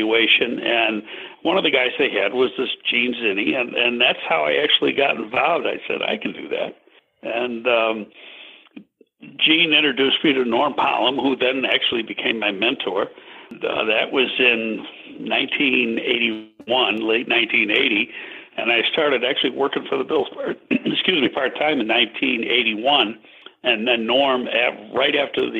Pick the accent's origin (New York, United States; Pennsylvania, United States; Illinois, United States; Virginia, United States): New York, United States; Buffalo; moved away as an adult; also born or lived in Boston area; now in Chicago, United States; I lived in the Buffalo area until I came to Chicago 17 years ago